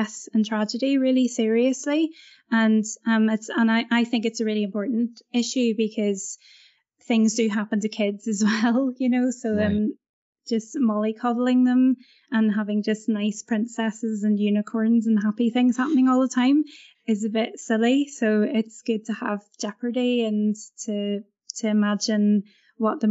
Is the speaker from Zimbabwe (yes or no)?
no; Belfast, Northern Ireland, United Kingdom; Cinema is quite a big deal in Northern Ireland, where I come from. And I grew up in Belfast